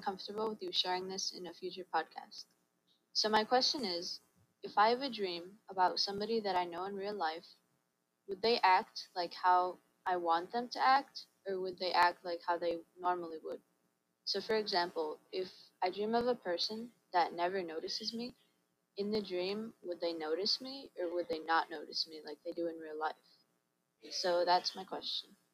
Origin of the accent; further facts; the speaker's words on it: United States; I'm from the United States